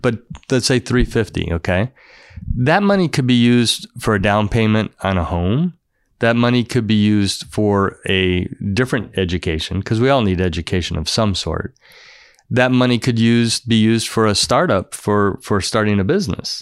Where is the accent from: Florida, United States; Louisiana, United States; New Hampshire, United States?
Florida, United States; I grew up in Florida